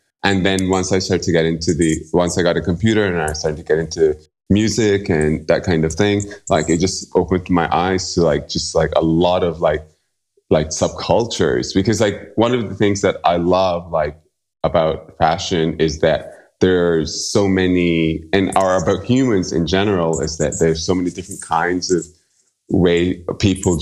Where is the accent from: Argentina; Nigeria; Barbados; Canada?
Barbados; now in New York City, United States; I'm from Barbados originally. So I grew up listening to a very specific kind of music